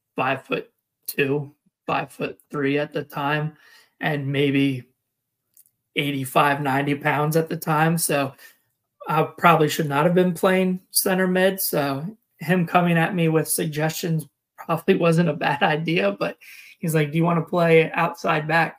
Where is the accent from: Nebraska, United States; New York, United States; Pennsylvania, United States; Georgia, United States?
Pennsylvania, United States; Chambersburg; also born or lived in Ramstein, Germany / Northern California / Greencastle, Pennsylvania; I grew up in Chambersburg, Pennsylvania, which is just the next town north of where I live now.